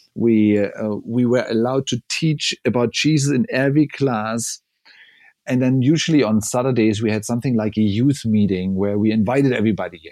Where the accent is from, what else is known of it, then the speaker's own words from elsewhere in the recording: southern East Germany, Germany; now in Berlin, Germany; I grew up in southern East Germany, so close to the Bavaria and Czech border, but it was East Germany when I grew up